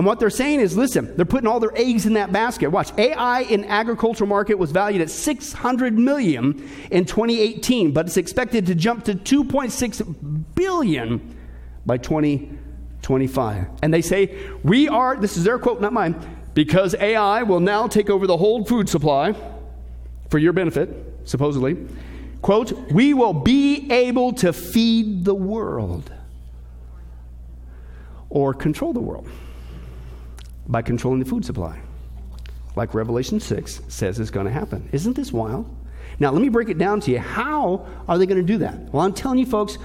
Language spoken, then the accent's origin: English; Kansas, United States; I grew up in Kansas